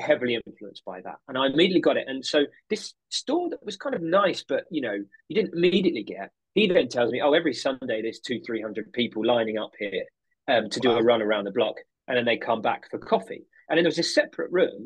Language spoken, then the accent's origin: English; United Kingdom; accent: UK